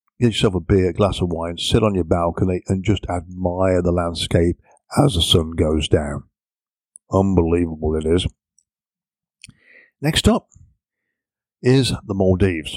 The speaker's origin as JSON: {"language": "English", "region": "England", "country": "United Kingdom", "said": "me being an Englishman"}